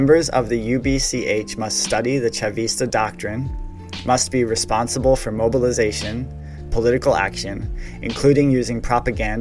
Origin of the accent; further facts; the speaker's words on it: United States; as an American